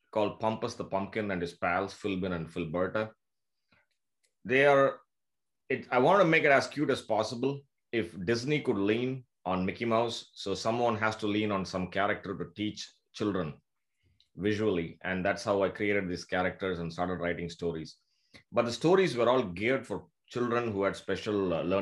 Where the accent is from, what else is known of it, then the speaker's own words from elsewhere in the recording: Puducherry, India; moved away as an adult; also born or lived in Canada / Tampa, Florida; I'm from India, from a small town called Pondicherry.